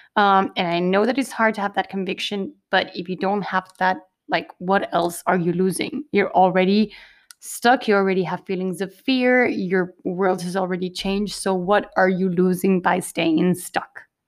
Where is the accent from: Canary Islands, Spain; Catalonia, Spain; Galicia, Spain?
Canary Islands, Spain; I am originally from the Canary Islands.